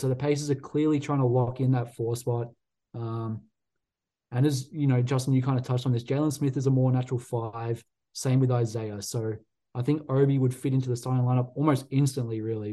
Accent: Australia; I'm biased as an Aussie

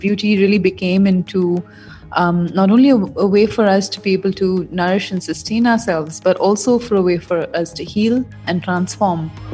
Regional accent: India; the youth in India, including myself

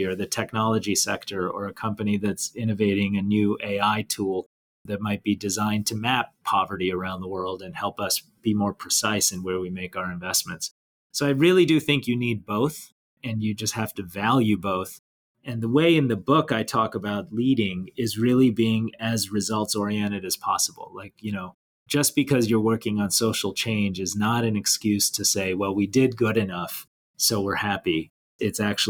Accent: Detroit, Michigan, United States; I grew up around Detroit, Michigan

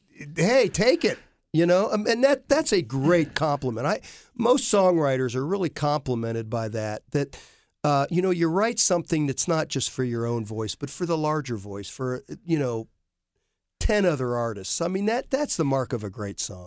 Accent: Worthington, Ohio, United States; I grew up with David in Worthington

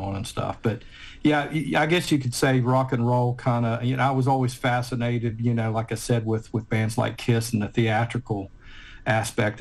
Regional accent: Point Pleasant, West Virginia, United States; moved away as an adult; now in Ohio, United States; I was born and raised in Point Pleasant.

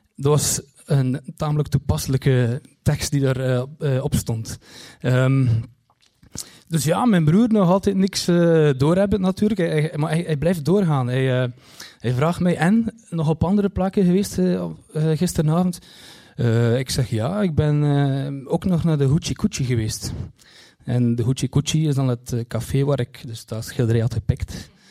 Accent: Kortrijk, Flanders, Belgium; ik kom uit Kortrijk

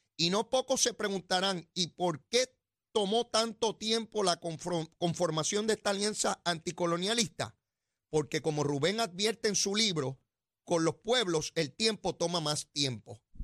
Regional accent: Puerto Rico; la iglesia que estaba aquí en Puerto Rico

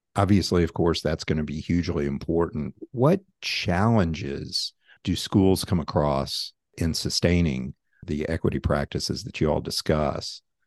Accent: Tennessee, United States; One is from my home state, which is Tennessee.

